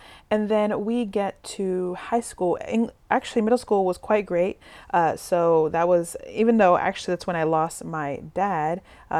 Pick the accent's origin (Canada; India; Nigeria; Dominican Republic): Dominican Republic; also born or lived in New York City; Both of my parents are immigrants from the Dominican Republic, and I grew up living in the Dominican Republic as well as New York City, kind of back and forth.